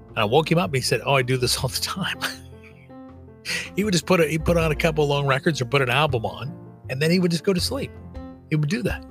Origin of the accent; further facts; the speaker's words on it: Kansas City, United States; I'm from Kansas. I grew up in the shadow of Arrowhead Stadium, where the Kansas City Chiefs play